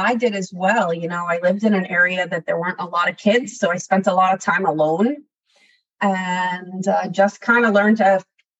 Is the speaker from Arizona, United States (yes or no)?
no; Connecticut, United States; Now that I don't live in Connecticut, I miss it. I miss the change of seasons.